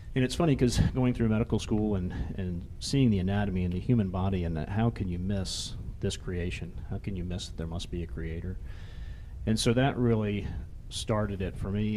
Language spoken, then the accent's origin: English; Jacksonville, Florida, United States; also born or lived in Atlanta, Georgia; now in Rapid City, United States; I grew up in Jacksonville, Florida